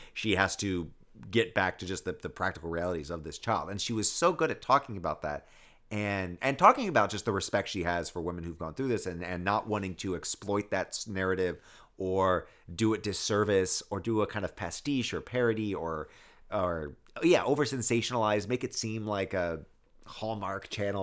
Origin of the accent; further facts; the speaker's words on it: the South, United States; also born or lived in West Africa; I grew up in the South and I saw just what being a white male in the South afforded me